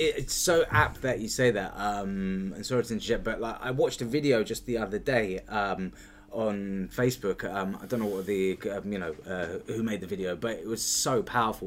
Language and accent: English; United Kingdom; being a Brit, we're not allowed guns